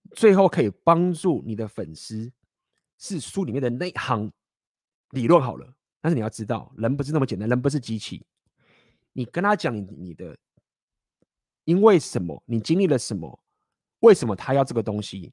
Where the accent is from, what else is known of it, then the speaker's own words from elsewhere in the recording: Taiwan; accent: Taiwanese; 我他妈就是台湾人，我就是一个台湾的男孩